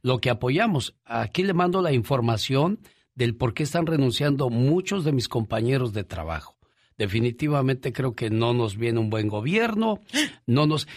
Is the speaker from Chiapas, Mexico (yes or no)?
no; Ciudad Juárez, Chihuahua, Mexico; moved away; un día salí de Ciudad Juárez, Chihuahua, pero Ciudad Juárez, Chihuahua nunca salió de mí